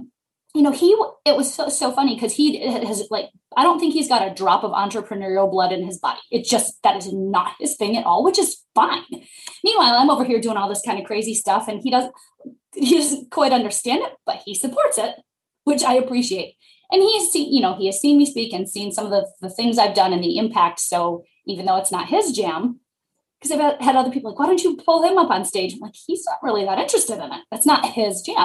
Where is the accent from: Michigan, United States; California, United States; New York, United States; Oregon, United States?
Michigan, United States; Detroit; we're both from Michigan. I'm from the Detroit area